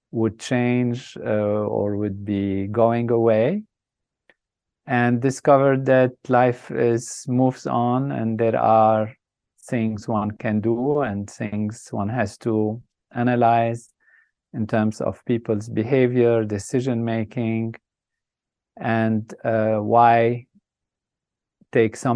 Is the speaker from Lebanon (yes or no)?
yes; Lebanon; I started off in a country that was a dream place, a place of uh, amazing, what I would say, beauty and um, grand possibilities um, with nature that's balanced, uh, peace and harmony.